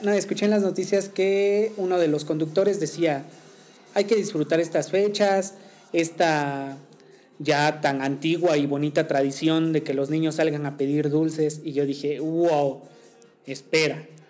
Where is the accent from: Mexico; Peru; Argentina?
Mexico; nosotros como, como mexicanos